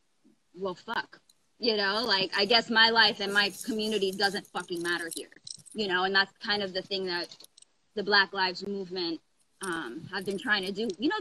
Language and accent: English; Brooklyn, New York, United States; born there; also born or lived in Coral Springs / Pittsburgh / Oklahoma / Georgia; I was born in Brooklyn. I lived in Coral Springs for a little bit, moved to Pittsburgh, lived in Oklahoma, lived in Georgia.